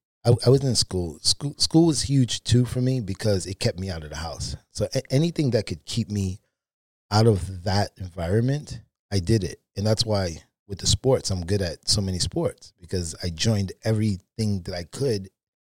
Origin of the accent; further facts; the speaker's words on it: Brooklyn, New York, United States; So originally from Brooklyn, New York. I grew up in the projects.